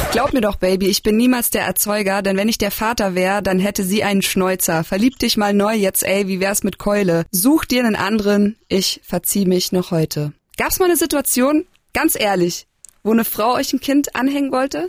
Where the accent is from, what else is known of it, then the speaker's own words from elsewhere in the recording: Bavaria, Germany; moved away; ich komme ja ursprünglich aus Bayern